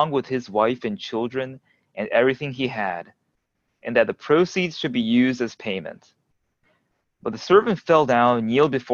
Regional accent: Indiana, United States; moved away as an adult; also born or lived in Japan; now in Durham, United States; I grew up in Indiana.

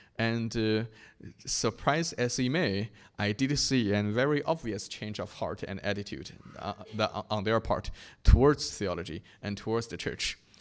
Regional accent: China; my hometown in China

